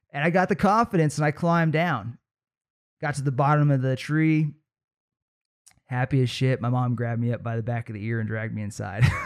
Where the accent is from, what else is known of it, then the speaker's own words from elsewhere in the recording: Trinity Center, California, United States; a pretty unique experience growing up in Trinity Center